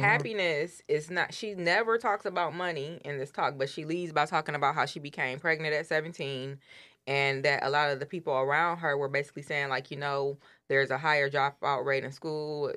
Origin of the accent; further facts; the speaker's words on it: Detroit, Michigan, United States; I grew up in Detroit in the hood.